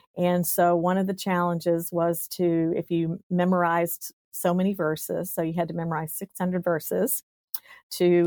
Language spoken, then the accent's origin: English; East Tennessee, United States; I grew up in East Tennessee. So I tell people I'm a hillbilly. I came from the hills of East Tennessee in a little tiny town.